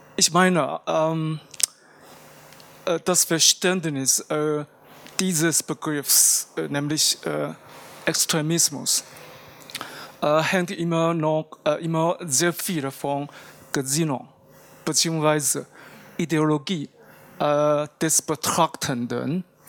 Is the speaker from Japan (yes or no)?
yes; Japan; moved away; bei uns in Japan